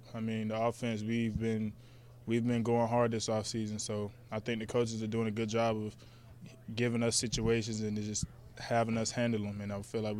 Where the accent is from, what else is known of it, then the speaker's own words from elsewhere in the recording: Jacksonville, Florida, United States; moved away as an adult; also born or lived in Atlanta, Georgia; now in Lincoln, United States; I'm from Florida.